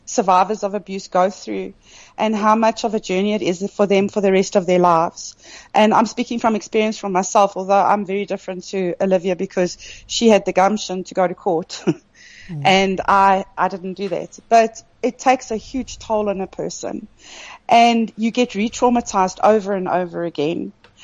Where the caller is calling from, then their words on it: Kimberley, Northern Cape, South Africa; I'm in Kimberley.